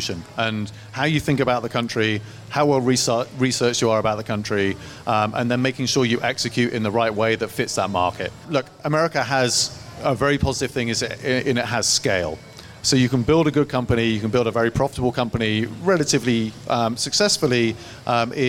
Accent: England, United Kingdom; moved away as an adult; now in United States; I'm from England

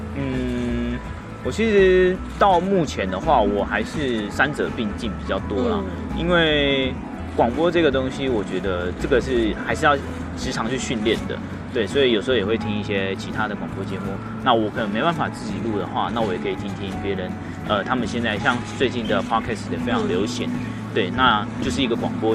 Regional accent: Hualien County, Taiwan; moved away as an adult; now in Taipei, Taiwan; 如果我在花莲

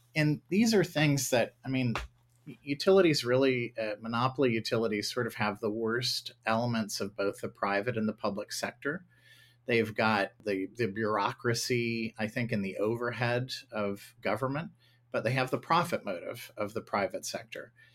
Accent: Ohio, United States; my home state of Ohio

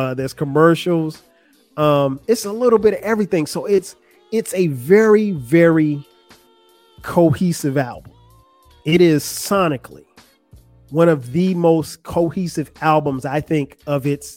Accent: South Carolina, United States; moved away as an adult; also born or lived in Atlanta; I'm from South Carolina

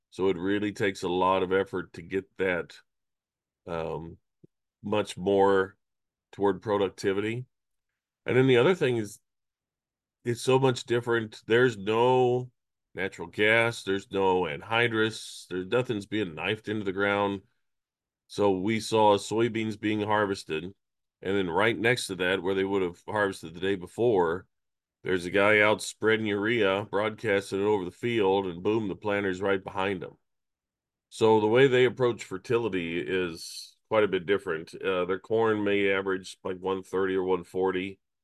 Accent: Kansas, United States; moved away; I grew up in Kansas, everything's on a square mile

